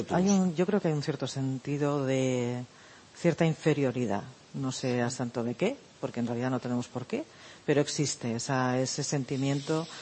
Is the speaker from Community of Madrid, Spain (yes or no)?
no; Barcelona, Catalonia, Spain; moved away; yo soy de Barcelona, entonces eh, llegué después del referéndum del 1 de octubre a, a, casa de mis padres